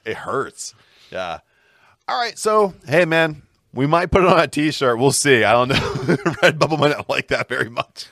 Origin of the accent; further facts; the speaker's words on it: Pittsburgh, Pennsylvania, United States; we're from Pittsburgh